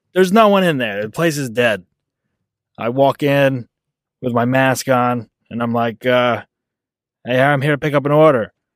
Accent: New Jersey, United States; moved away; I'm originally from New Jersey

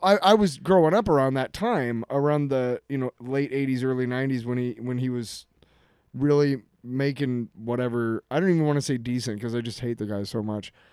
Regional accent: Iowa City, Iowa, United States; moved away; I grew up in Iowa City

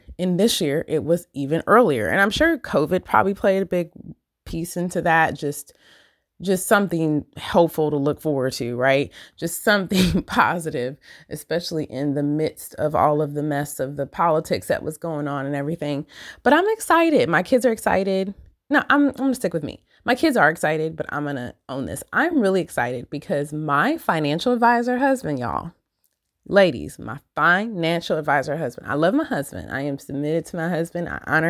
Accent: Michigan, United States; So I've talked about, I'm from Michigan, and I never remember growing up and trick-or-treating and stuff

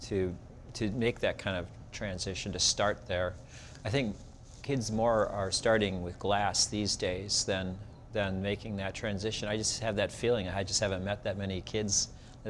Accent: Sheboygan, Wisconsin, United States; moved away as an adult; now in Providence, United States; I was an apprentice to a ceramic artist in my hometown in Sheboygan, Wisconsin.

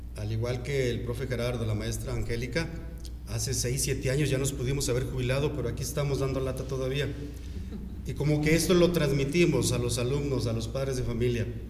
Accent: Saltillo, Coahuila, Mexico; moved away as an adult; now in Comarca Lagunera, Mexico; yo soy de Saltillo

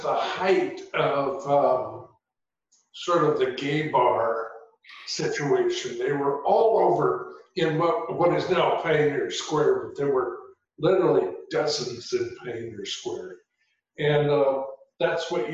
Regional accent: Seattle, Washington, United States; also born or lived in Skyway, Washington / Renton, Washington; now in Whidbey Island, United States; I grew up in Seattle

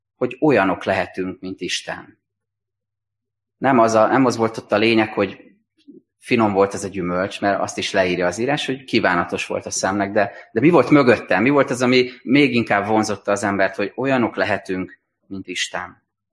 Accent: Hungary; meg tudjunk maradni magyarként, európaiként, keresztényként

